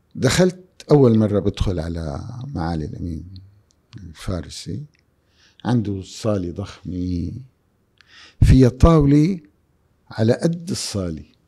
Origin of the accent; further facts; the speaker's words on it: Syria; moved away as an adult; now in Jeddah, Saudi Arabia; بلدي سوريا